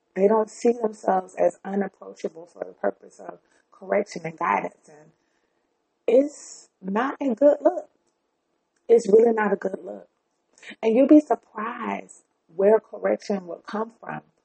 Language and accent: English; the South, United States; I am black and I'm from the South